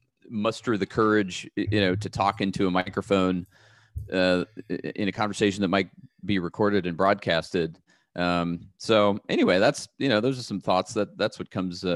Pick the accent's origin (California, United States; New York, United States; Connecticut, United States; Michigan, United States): California, United States; Pasadena; I grew up in the Los Angeles area, Pasadena area, which is, you know, not that far from where I am right now.